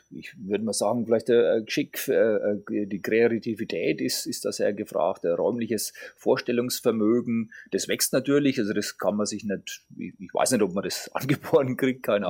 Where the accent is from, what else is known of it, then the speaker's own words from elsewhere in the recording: Grettstadt, Bavaria, Germany; moved away; also born or lived in Schweinfurt / Swabia; ich bin geboren in Schweinfurt. Mhm und aufgewachsen in der, Region, in der Region also in, in Gretstadt